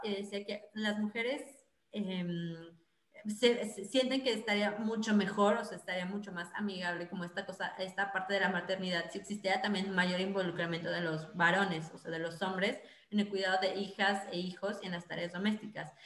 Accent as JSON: {"language": "Spanish", "country": "Mexico", "moved": "yes", "lives_now": "Netherlands", "said": "como mexicanos"}